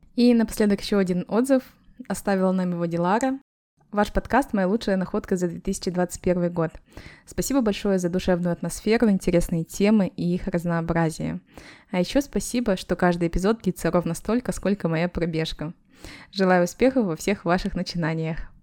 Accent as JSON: {"language": "Russian", "country": "Kazakhstan", "moved": "yes", "lives_now": "Malaga, Spain", "said": "мы, простые девушки из Казахстана"}